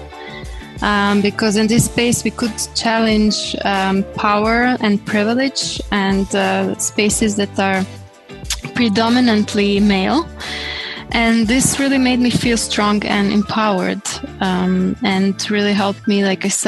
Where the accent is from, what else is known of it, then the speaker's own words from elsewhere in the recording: Croatia; I come from Croatia, based in Zagreb